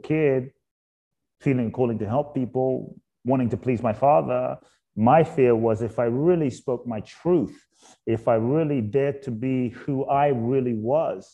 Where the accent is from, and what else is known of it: London, United Kingdom; born or raised there; also born or lived in Ghana; now in United States